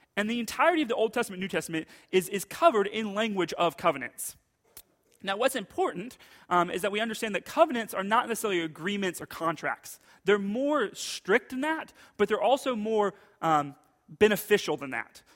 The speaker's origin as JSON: {"language": "English", "country": "United States", "said": "as American Christians"}